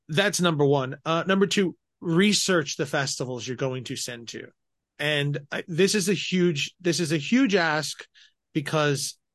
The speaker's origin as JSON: {"language": "English", "region": "Colorado", "country": "United States", "tie": "born or raised there", "said": "I grew up in Colorado"}